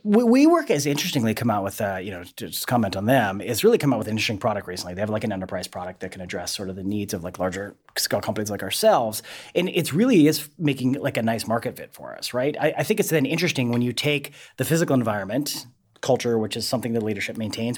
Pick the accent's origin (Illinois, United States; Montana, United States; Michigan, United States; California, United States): Montana, United States; Helena; moved away; I'm originally again from Helena, Montana